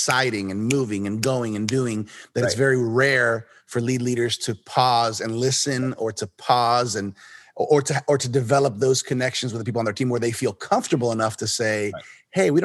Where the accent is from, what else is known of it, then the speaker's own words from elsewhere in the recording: Miami, Florida, United States; I was born here in Miami